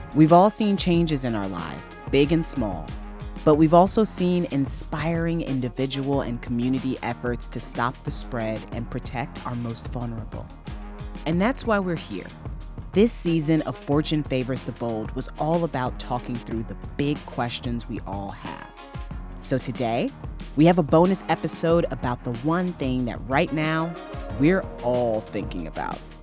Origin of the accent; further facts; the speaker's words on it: Indiana, United States; I'm from Indiana